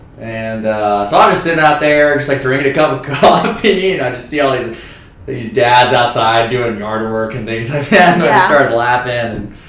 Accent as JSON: {"language": "English", "town": "Suwanee", "region": "Georgia", "country": "United States", "tie": "born or raised there", "said": "I grew up in Suwanee, Georgia. Nice little suburban town, 40 minutes north of 85."}